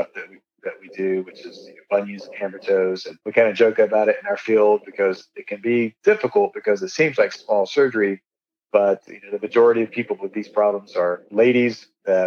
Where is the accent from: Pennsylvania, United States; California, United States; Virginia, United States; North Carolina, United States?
North Carolina, United States; I grew up in North Carolina